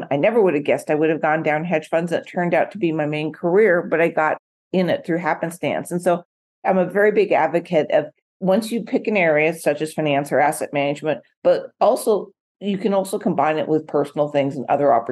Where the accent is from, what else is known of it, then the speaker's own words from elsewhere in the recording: West Coast, United States; So I grew up in the West Coast.